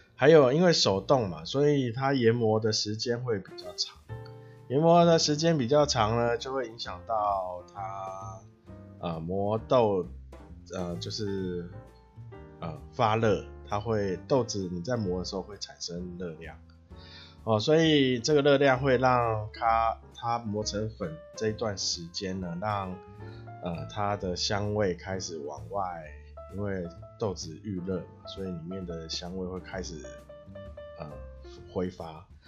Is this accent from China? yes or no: no; Taiwan; 我是台湾的咖啡小农